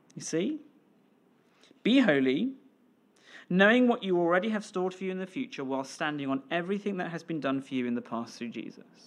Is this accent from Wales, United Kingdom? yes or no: yes; Pembrokeshire, Wales, United Kingdom; now in Scotland; I grew up in Wales, in Pembrokeshire